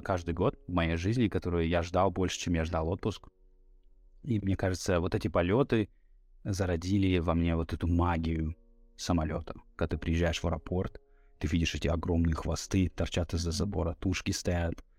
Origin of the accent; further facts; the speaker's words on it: Norilsk, Krasnoyarsk Krai, Russia; moved away as an adult; now in Philadelphia, United States; Я жил, я родился в Норильске